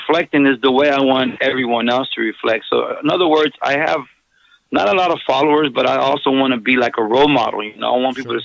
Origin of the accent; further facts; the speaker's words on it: Southern California, United States; born and raised in Southern California in the hood